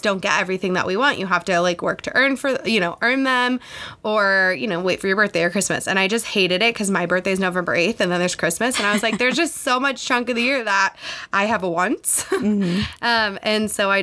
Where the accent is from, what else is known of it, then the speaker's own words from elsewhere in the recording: Los Angeles, California, United States; moved away as an adult; I'm from Los Angeles. I grew up there